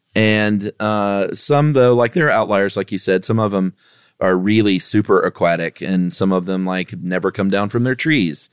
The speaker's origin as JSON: {"language": "English", "region": "the South", "country": "United States", "tie": "born or raised there", "said": "I'm obviously born and raised here forever"}